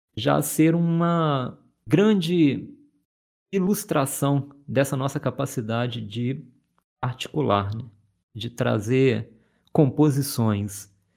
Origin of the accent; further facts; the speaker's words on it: Minas Gerais, Brazil; Sou mineiro